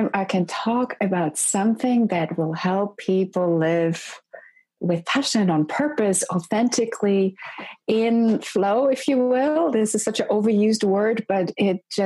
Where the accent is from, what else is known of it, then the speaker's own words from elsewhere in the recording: Poland; moved away as an adult; I grew up in Poland in a communist culture in a very, very conservative household